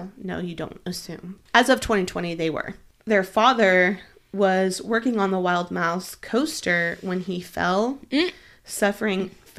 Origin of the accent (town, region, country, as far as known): Oklahoma, United States